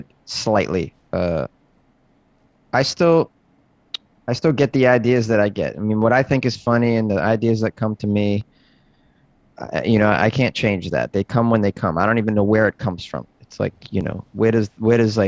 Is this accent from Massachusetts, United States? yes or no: yes; Massachusetts, United States; now in Los Angeles, United States; I started in Massachusetts, which is where I grew up.